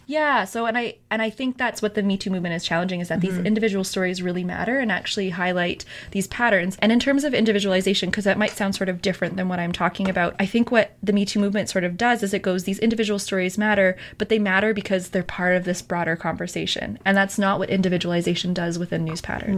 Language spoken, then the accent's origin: English; Alberta, Canada; moved away; I'm from Alberta